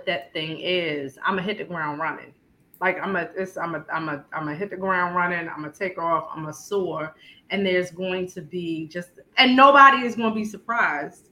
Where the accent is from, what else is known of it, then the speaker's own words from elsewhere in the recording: Baltimore, Maryland, United States; I was born in South Baltimore, a neighborhood called Fairfield